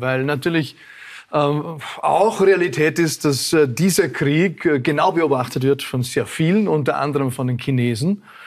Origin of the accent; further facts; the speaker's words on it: Vorarlberg, Austria; als Vorarlberger auch